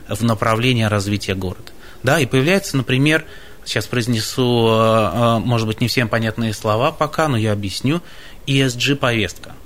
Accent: Baltiysk, Kaliningrad Oblast, Russia; moved away; Совсем не красноярец. Я из самого западного города страны, из города Балтийска

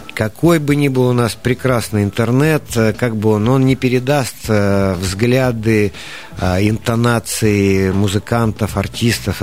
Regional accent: Siberia, Russia; мы же сибиряки, мы народ э, очень оптимистичный

